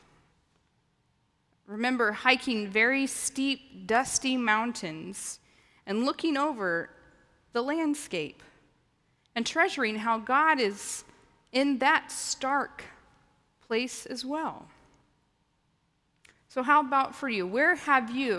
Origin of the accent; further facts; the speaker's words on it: the Ozarks, United States; moved away; I grew up in the Ozarks